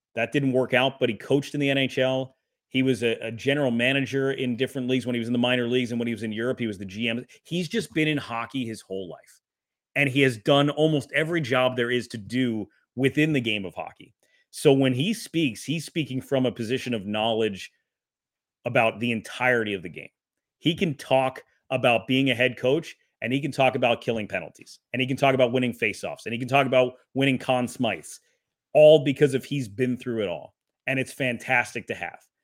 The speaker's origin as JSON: {"language": "English", "region": "Wisconsin", "country": "United States", "tie": "born or raised there", "said": "I was born in Wisconsin"}